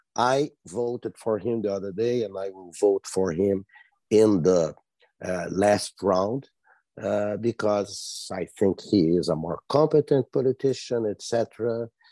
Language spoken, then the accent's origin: English; Brazil; moved away as an adult; now in United States; I was born in Brazil and I'm a naturalized uh, citizen of the United States for the past